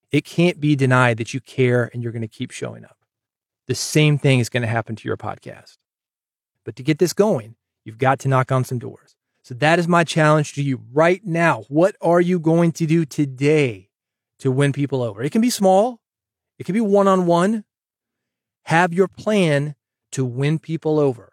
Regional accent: Nashville, Tennessee, United States; I'm from Nashville

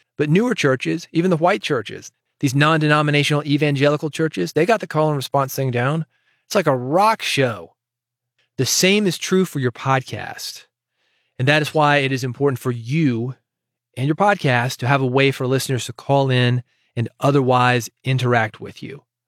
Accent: Nashville, Tennessee, United States; I was born in Nashville

